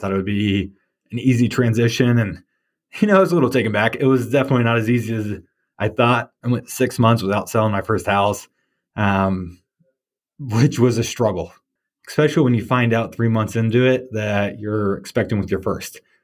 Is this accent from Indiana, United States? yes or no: yes; Warsaw, Indiana, United States; I grew up in Warsaw, Indiana.